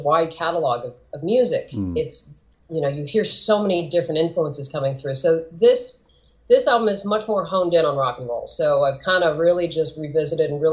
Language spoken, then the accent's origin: English; California, United States; also born or lived in Portland; I'm from California, born and raised